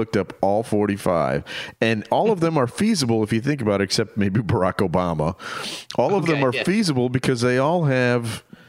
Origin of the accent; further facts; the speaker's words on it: United States; as an American